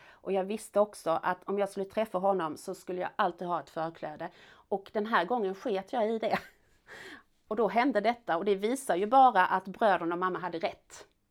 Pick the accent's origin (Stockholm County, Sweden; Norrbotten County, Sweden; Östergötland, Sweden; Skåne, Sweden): Skåne, Sweden; Malmö; also born or lived in France; jag växte upp i Malmö centrum